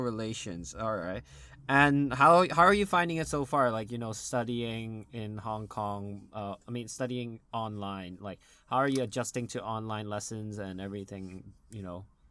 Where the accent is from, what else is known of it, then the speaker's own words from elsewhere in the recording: United States; accent: normal American; I have a normal American accent